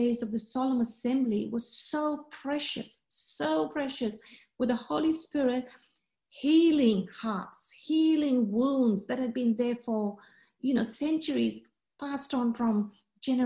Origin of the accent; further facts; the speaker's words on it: Australia; I'm from Australia